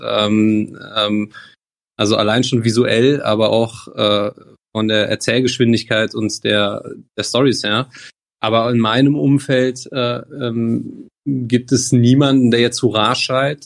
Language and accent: German; near Bonn, North Rhine-Westphalia, Germany; aus der Nähe von Bonn